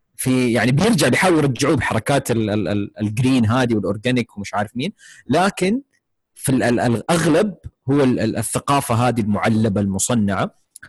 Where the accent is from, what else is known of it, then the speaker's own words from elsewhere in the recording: Saudi Arabia; عندنا في السعودية